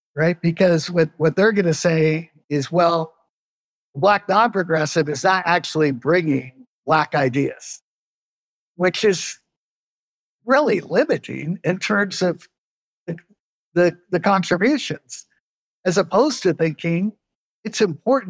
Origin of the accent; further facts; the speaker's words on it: Oregon, United States; grew up in Oregon